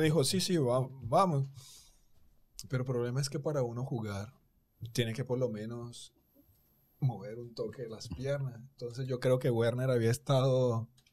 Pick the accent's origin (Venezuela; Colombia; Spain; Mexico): Colombia; moved away as an adult; also born or lived in Argentina; now in Dominican Republic; yo soy colombiano